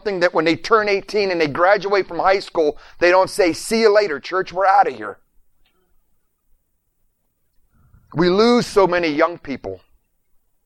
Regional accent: Warren, Ohio, United States; moved away as an adult; also born or lived in Springfield, Missouri / Windsor, Virginia / Pittsburgh, Pennsylvania / Venice, Florida; I grew up in Warren, Ohio, Outpost 2.

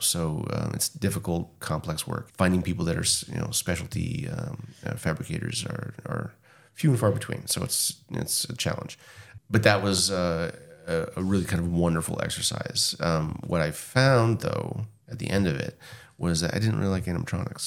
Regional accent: New Hampshire, United States; moved away as an adult; also born or lived in Los Angeles, California / Nashville, Tennessee; now in Massachusetts, United States; So I grew up in New Hampshire and my wife grew up in just outside Boston.

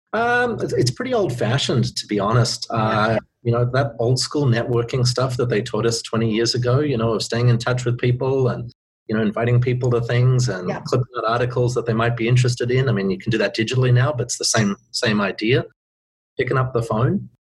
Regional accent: Australia; moved away as an adult; now in Vancouver, Canada; being Australian

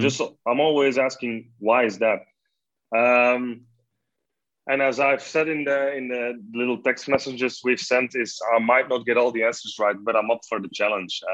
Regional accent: Belgium; i'm just a belgian journalist

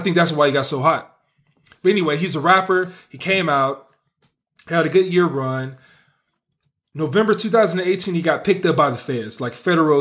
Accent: the Bay Area, California, United States; I'm from the Bay

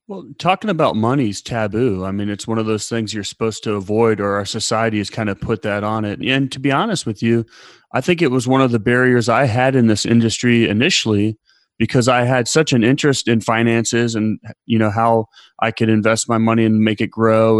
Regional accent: Columbus, Ohio, United States; moved away; I was born in Columbus, Ohio

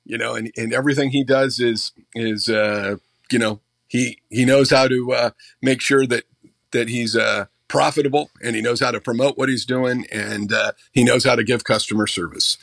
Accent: Butte County, California, United States; moved away; I grew up in Butte County, so it was kind of cool to go back kind of home.

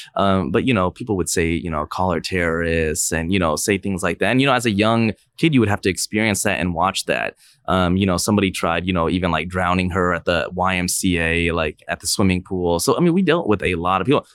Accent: Fishers, Indiana, United States; also born or lived in Pike Township, Indianapolis, Indiana; I actually was born in, uh, Pike Township area, and then in fifth grade, we moved to, uh, Fishers

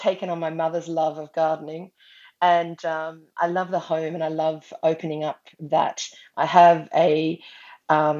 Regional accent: Australia; also born or lived in Brisbane, Queensland; I'm from Australia and I live in Brisbane on Meanjin country

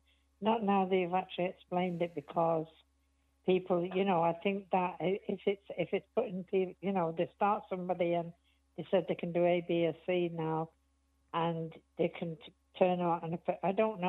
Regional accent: England, United Kingdom; moved away as an adult; now in Ireland; I'm from England, but I've been over here for 25 years.

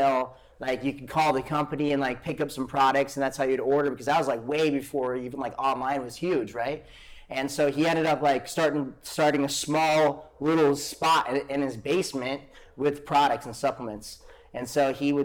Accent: Great Falls, Montana, United States; moved away as an adult; also born or lived in Arizona / Kauai; It's always been Great Falls. Yeah, born and raised in Great Falls.

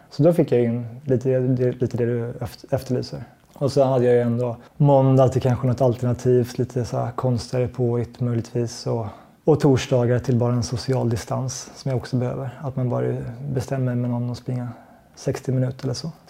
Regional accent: Sweden; och som svensk så har man lite hamnat utanför den typen av sponsor, sponsortänk.

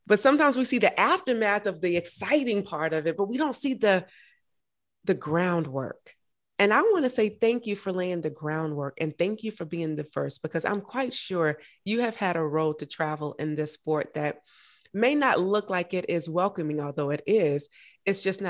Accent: Augusta, Georgia, United States; I'm from Augusta, Georgia

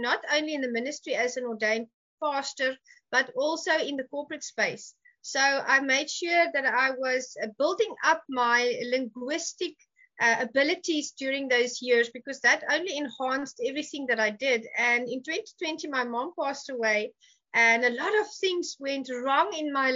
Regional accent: South Africa; moved away; I'm from Africa

